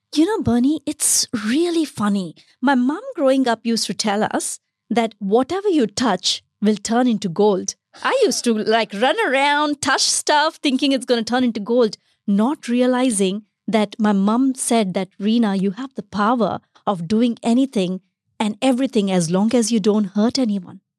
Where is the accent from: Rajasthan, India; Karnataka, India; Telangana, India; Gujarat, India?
Gujarat, India; Bharuch; moved away as an adult; also born or lived in Chennai, India; now in Australia; I was brought up in the western part of India a state called Gujarat and a small city called Bharuch